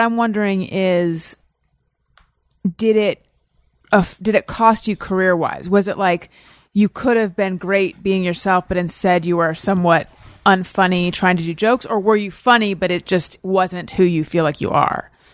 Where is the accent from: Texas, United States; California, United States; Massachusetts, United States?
California, United States; Orange County; moved away as an adult; also born or lived in New York; now in Los Angeles, United States; I grew up in Orange County